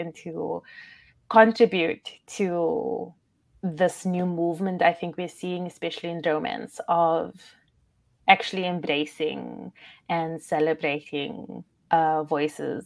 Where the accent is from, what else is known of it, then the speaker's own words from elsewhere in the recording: South Africa; I'm obviously South African